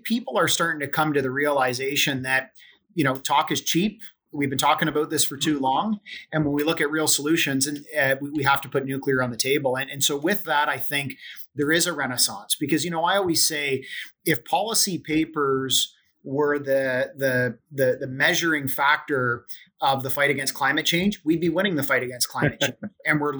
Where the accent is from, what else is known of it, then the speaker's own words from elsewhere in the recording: Ontario, Canada; as an Ontarian and as a Canadian